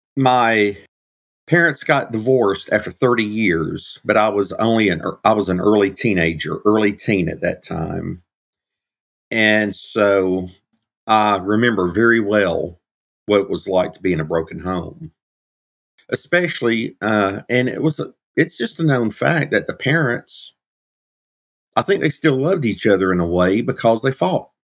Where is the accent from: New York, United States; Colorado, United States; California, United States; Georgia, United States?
Georgia, United States; Uh, I was actually raised in Georgia